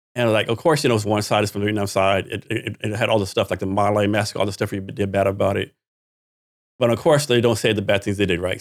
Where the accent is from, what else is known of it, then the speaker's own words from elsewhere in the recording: Texas, United States; I'm from Texas too, right? Born and raised.